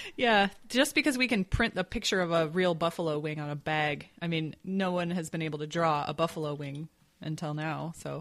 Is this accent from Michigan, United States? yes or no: yes; Grand Rapids, Michigan, United States; my hometown of Grand Rapids, Michigan